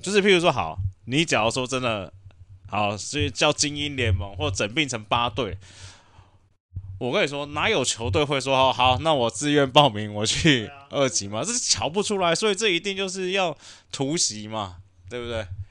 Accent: Taiwan; 以我们台湾人的刻苦耐劳的精神

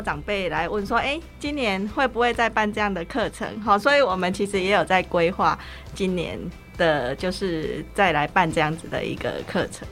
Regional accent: Chiayi, Chiayi City, Taiwan; 他也是我们嘉义人

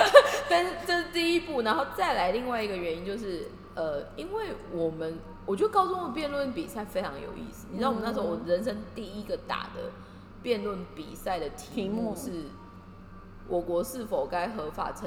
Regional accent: Kaohsiung, Taiwan; 因为我的高中我是高雄的学校

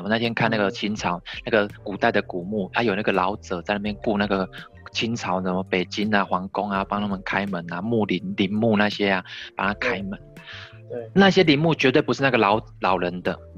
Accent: Tainan, Taiwan; 我们台南这边有好多豪宅，好大，好大，好漂亮

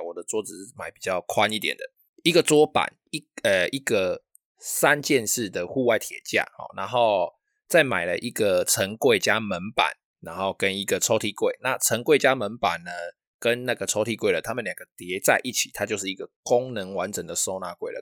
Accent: Taiwan; first language Taiwanese Hokkien; 我们自己的岛屿、自己的国家，我们自己的母语方言哦，

